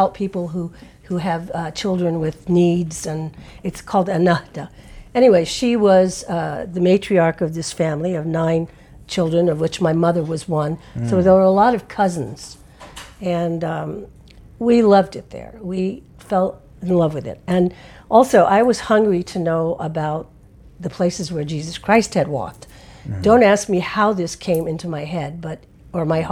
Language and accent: English; Connecticut, United States; And I grew up in Connecticut, very preppy Connecticut